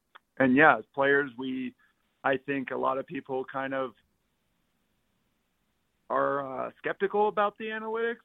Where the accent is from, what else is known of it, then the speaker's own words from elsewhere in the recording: San Jose, California, United States; I'm from San Jose, California